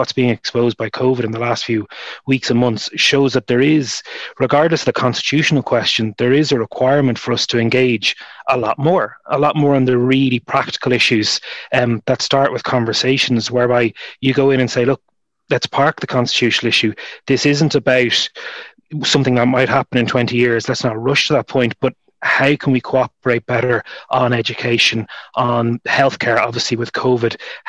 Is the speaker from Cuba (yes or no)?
no; Dublin, Leinster, Ireland; I was born and raised in Dublin to two individuals who, even though they lived south of what's known as a border their whole lives, they consider themselves British.